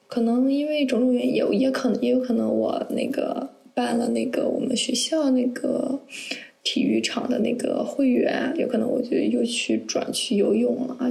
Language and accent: Chinese; northern China, China; moved away as an adult; 因为我是北方人嘛，然后也，大学也在北方